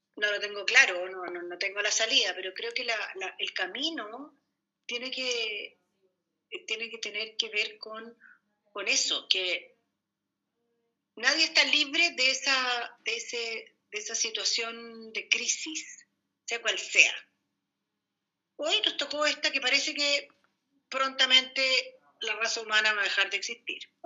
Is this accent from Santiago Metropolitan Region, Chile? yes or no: yes; Santiago, Santiago Metropolitan Region, Chile; Yo nací en la Quinta Normal